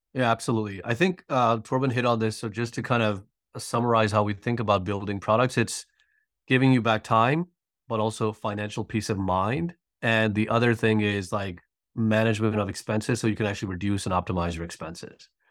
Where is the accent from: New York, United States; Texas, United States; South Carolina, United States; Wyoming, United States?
New York, United States; moved away as an adult; now in Atlanta, United States; I'm originally from New York and, uh, recently moved to Atlanta